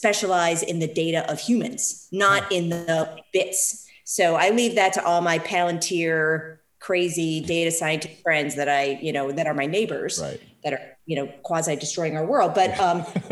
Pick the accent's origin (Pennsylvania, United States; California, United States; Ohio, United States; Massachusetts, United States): Pennsylvania, United States; Philadelphia; also born or lived in San Francisco Bay Area; now in San Francisco, United States; I'm calling you from Philadelphia, my hometown